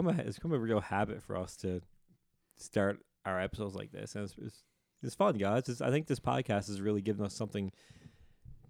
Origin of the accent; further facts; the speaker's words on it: the Bay, Newfoundland and Labrador, Canada; I'm from the Bay, and that's the difference between the Bay and the Shore